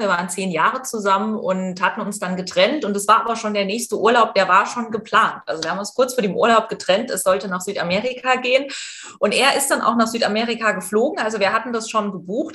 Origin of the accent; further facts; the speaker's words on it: East Germany, Germany; ich komme aus Ostdeutschland und ich bin atheistisch erzogen